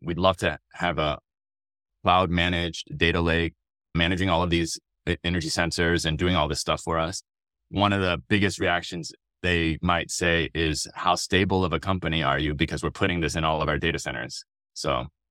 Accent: Austin, Texas, United States; moved away as an adult; also born or lived in Stanford, California; I was born and raised in Austin, Texas

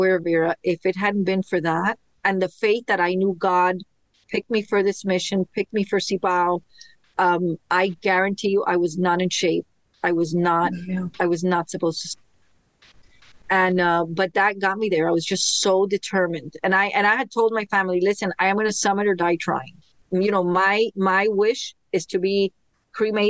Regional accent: Miami, Florida, United States; Born and raised in Miami

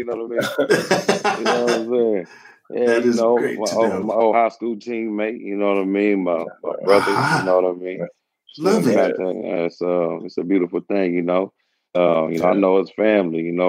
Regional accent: Houston, Texas, United States; moved away as an adult; now in Louisville, United States; growing up in Houston, it was great, man. I came up Southwest, you know, Houston, Texas.

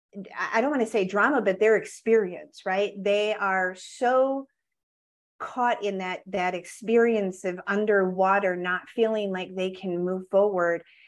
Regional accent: Wisconsin, United States; I grew up in Wisconsin

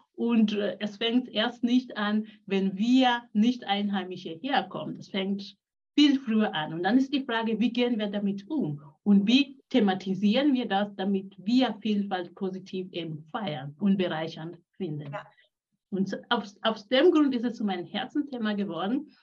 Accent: Kenya; also born or lived in Switzerland; now in Singen, Germany; geboren bin ich in Kenia. Ich bin Mutter von drei Kindern, lebe jetzt in Deutschland

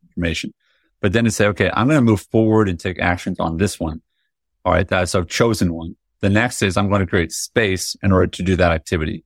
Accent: United States; I was born in America, you know, I salute the flag, I say the pledge

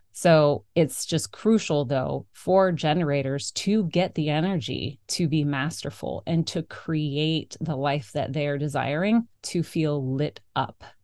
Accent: South Florida, United States; now in Maine, United States; I'm also born and raised in South Florida, fellow Florida girl here.

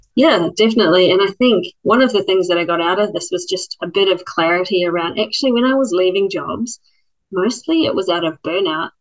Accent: Christchurch, Canterbury, New Zealand; moved away as an adult; now in Australia; I grew up in Christchurch, New Zealand

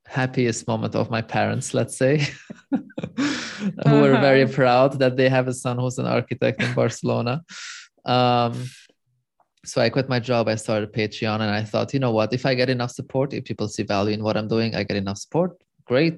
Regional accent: Lebanon; moved away as an adult; also born or lived in Europe; So I'm born and raised in Lebanon, in the Middle East. I moved to Europe just to flee Lebanon

